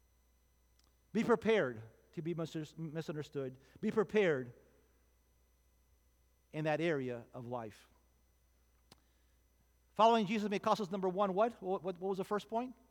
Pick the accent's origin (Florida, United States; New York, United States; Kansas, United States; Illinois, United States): Florida, United States; Miami; I was born and raised in Miami